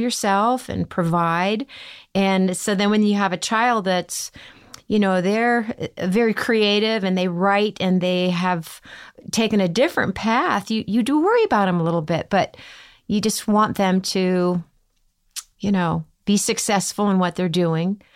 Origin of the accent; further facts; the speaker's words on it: Midwest, United States; growing up in the Midwest